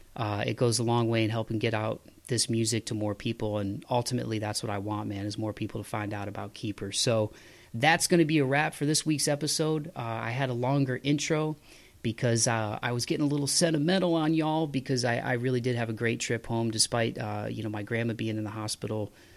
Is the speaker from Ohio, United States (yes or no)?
yes; Toledo, Ohio, United States; where I grew up in Toledo